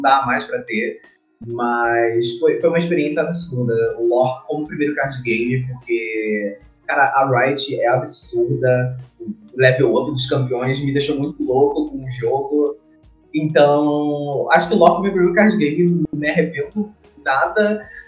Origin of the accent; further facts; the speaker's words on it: Rio de Janeiro, Brazil; Eu sou do Rio de Janeiro, nasci no Rio de Janeiro